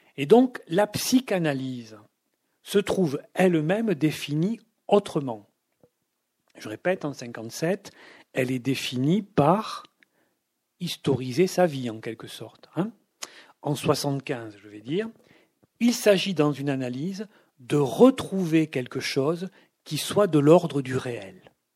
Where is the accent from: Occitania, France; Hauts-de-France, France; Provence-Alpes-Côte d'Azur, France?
Occitania, France; Toulouse; quand j'étais enfant, vivaient à Toulouse au centre-ville